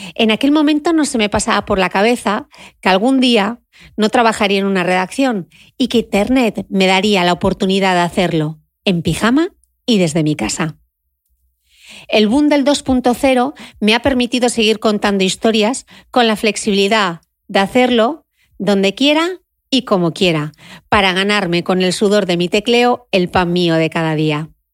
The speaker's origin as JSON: {"language": "Spanish", "town": "Gijón", "region": "Asturias", "country": "Spain", "tie": "born or raised there", "said": "Crecí en el Instituto de Belleza de mi madre y de mi tía en Gijón"}